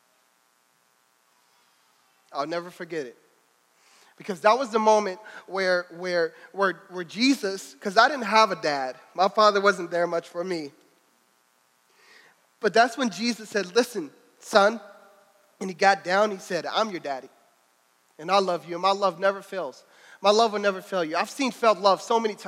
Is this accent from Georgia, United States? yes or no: no; Louisville, Kentucky, United States; I'm from Louisville